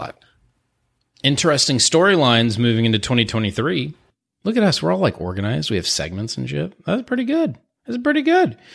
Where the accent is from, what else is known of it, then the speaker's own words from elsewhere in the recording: Houston, Texas, United States; I'm from Houston